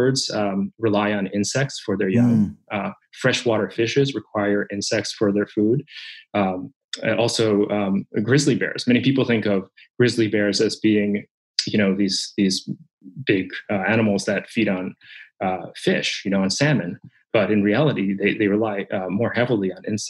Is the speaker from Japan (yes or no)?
yes; Japan; moved away; when I was a child growing up in Japan. I'm Japanese